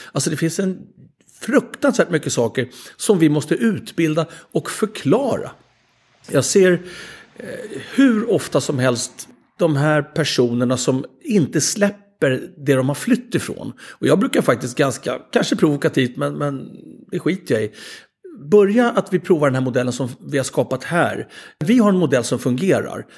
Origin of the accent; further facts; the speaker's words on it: Sweden; som svenskar